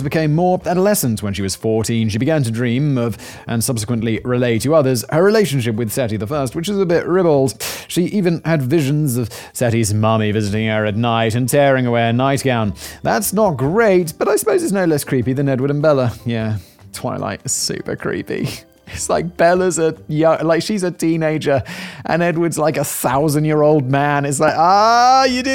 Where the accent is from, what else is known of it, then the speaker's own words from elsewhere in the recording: United Kingdom; as a British person